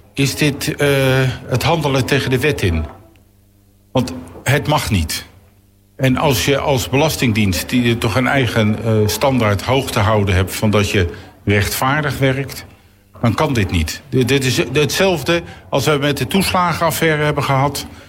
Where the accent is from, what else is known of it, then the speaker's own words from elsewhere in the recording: The Hague, South Holland, Netherlands; ik kom uit het Zuiderparkkwartier. Dat heette toen nog geen stadsdeel Eskamp, maar gewoon het Zuiderparkkwartier